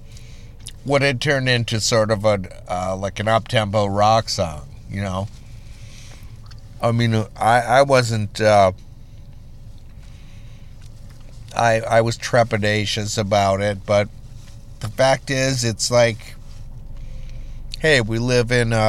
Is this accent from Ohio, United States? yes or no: no; Litchfield, Minnesota, United States; I was born in Litchfield, Minnesota. We're actually from the great, you know, western plains